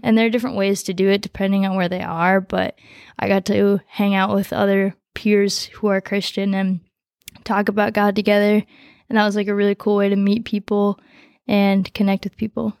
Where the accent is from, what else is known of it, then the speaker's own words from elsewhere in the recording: Coon Rapids, Minnesota, United States; also born or lived in Nepal; I grew up in Coon Rapids